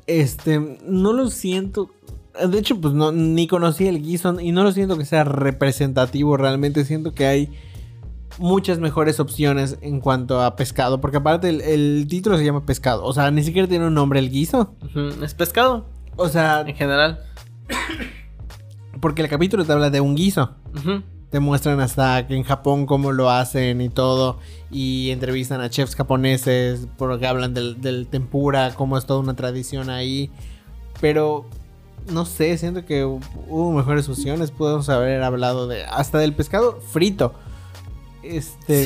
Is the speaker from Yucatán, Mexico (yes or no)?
yes; Yucatán, Mexico; accent: Yucatecan; Yo tengo acento yucateco súper marcado